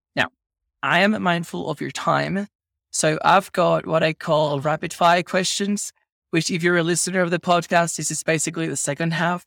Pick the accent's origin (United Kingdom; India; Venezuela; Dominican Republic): Venezuela; where I grew up in Venezuela